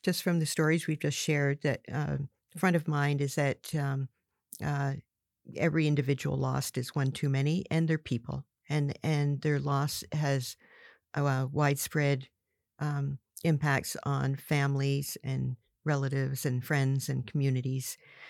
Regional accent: Barrington Passage, Nova Scotia, Canada; growing up in Southwest Nova Scotia, all my life, a shout out to Barrington Passage, but mm-hmm. it's a lobster fishing community.

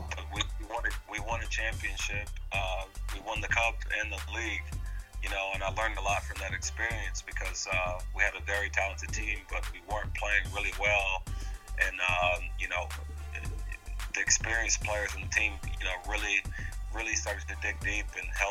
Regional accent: Oklahoma, United States; I grew up in Oklahoma, in an area that's you know, socioeconomically very, very low

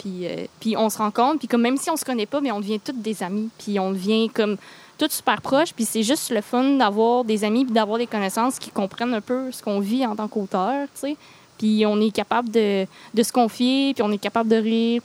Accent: Granby, Quebec, Canada; moved away as an adult; now in Gatineau, Canada; je viens pas de l'Outaouais, moi, je viens de Granby

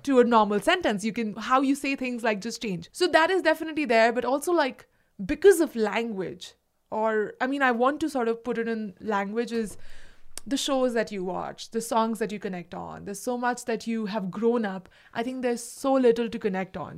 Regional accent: India; English is a second language; moved away as an adult; now in United States; I am so direct as an Indian

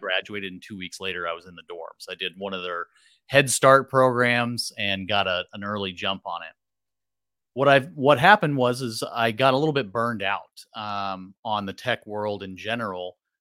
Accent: Merced County, California, United States; came back to my hometown and, uh, started working basically right off the bat, I had lined up a job with a local developer

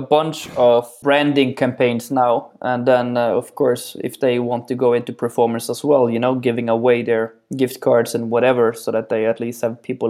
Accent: Netherlands; before we just say, I'm from the Netherlands, and then, okay, that's good.

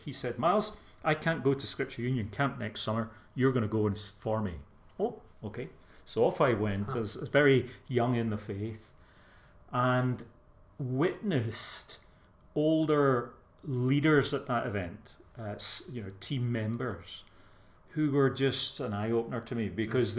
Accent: Glasgow, Scotland, United Kingdom; accent: soft Glasgow; moved away as an adult; now in England, United Kingdom; I am Scottish by birth, but uh, I've lived down here 30, 35 years. The accent hasn't changed too much. Although, when I was in Scotland and working with young folk there

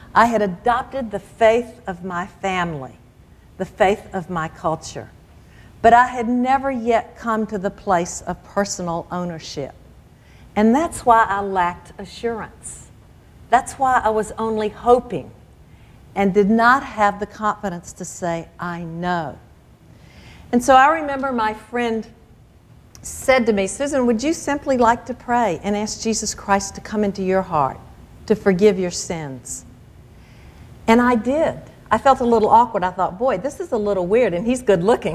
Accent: the South, United States; growing up in the South in the church

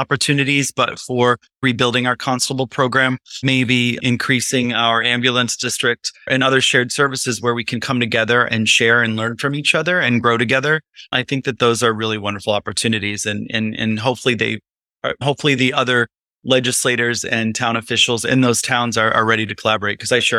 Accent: Illinois, United States; also born or lived in New York City; now in Highland, United States

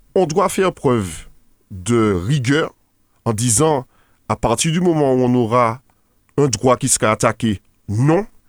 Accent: Martinique; en tant que Martiniquais

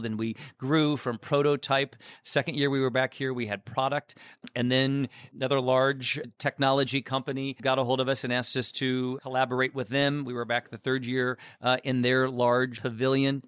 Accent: Chicago, Illinois, United States

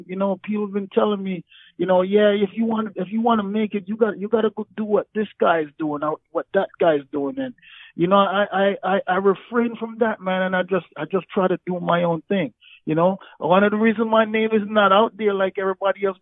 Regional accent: Jamaica; moved away; growing up in Jamaica, like racism, there's violence there. I grew up in the country, so I wasn't even in Kingston

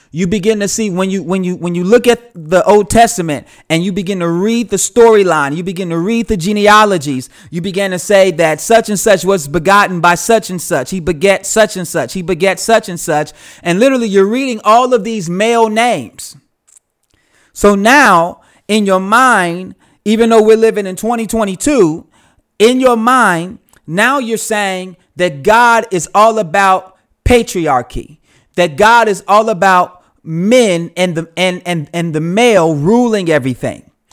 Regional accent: United States; I'm from the United States.

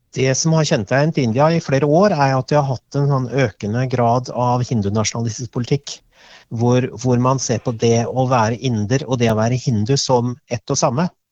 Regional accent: Norway

